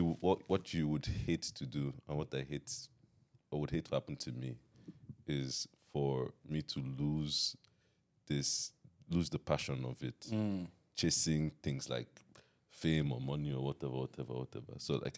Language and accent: English; Nigeria; now in United States; When I came from Nigeria to America, I'd be singing in the rooms, and so everybody in the dorm was like, "This kid, this kid is always